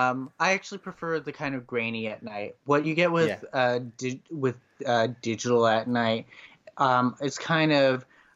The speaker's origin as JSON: {"language": "English", "region": "Connecticut", "country": "United States", "tie": "born or raised there", "said": "Even in other places in the United States, I grew up in Connecticut, which is in the Northeast."}